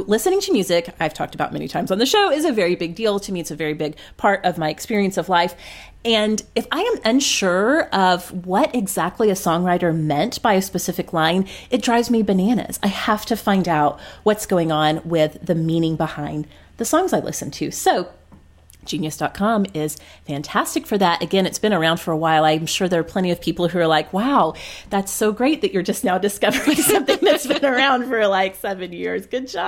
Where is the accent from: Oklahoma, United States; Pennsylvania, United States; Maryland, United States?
Oklahoma, United States; growing up in Oklahoma